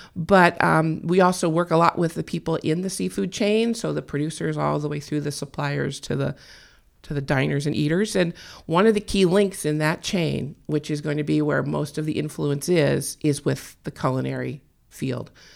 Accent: California, United States; I was born and raised in California

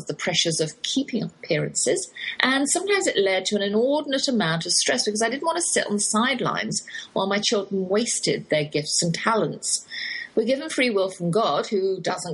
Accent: England, United Kingdom; accent: English; now in Texas, United States

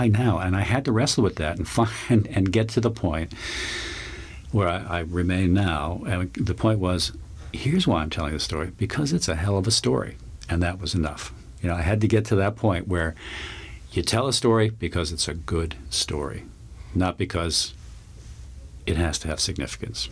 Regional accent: Long Island, New York, United States; I grew up on Long Island.

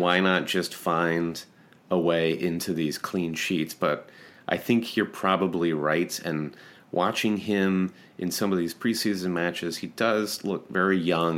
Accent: United States; great American homers

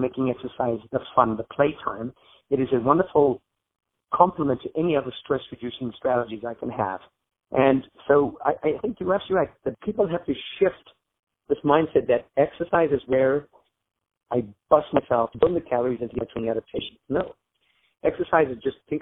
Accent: Zambia; now in United States; I grew up in Zambia in Africa, is where I was born and raised.

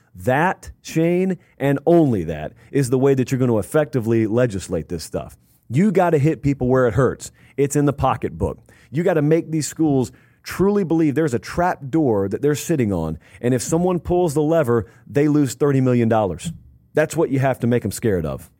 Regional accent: the South, United States; growing up in the South

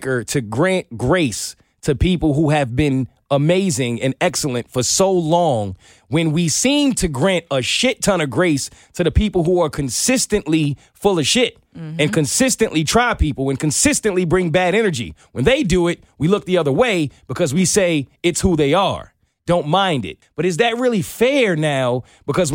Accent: New York, United States; growing up in New York

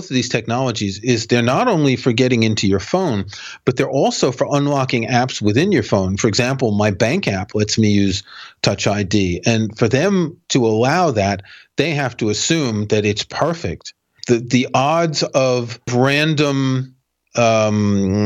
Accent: New York, United States

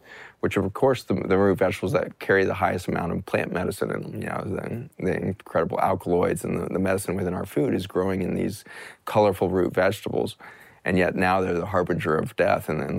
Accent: United States; as an American

